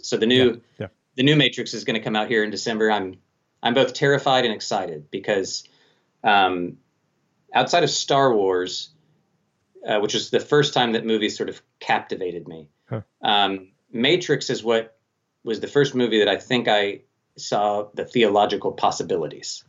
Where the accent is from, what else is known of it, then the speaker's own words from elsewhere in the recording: Colorado Springs, Colorado, United States; Colorado Springs, uh, my hometown actually